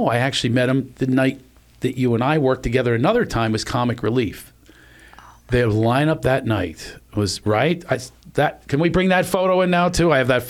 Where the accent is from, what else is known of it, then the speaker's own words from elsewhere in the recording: West Virginia, United States; born there; I was born in West Virginia.